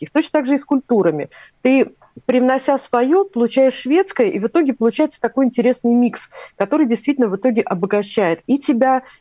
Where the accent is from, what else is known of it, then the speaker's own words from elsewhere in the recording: Latvia; Когда при нем назовешь это имя, я когда сказала, что я из Латвии, он, он прямо аж подпрыгнул от